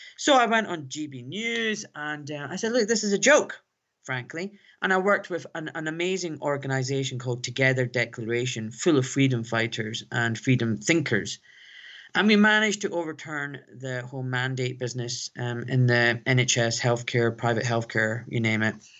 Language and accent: English; Glasgow, Scotland, United Kingdom; now in London, United Kingdom; a young Pakistani boy growing up in Glasgow